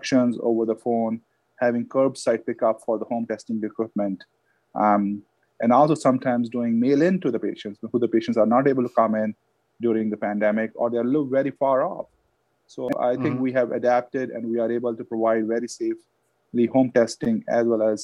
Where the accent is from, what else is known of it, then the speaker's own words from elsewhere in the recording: India; moved away; I had dogs when I was growing up in India